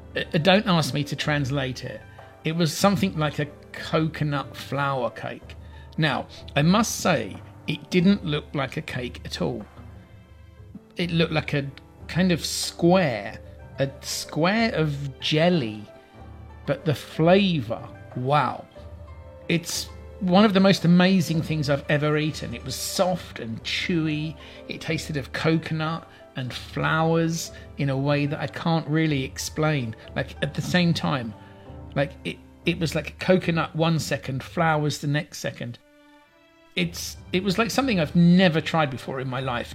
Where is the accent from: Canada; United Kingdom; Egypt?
United Kingdom; England; I'm English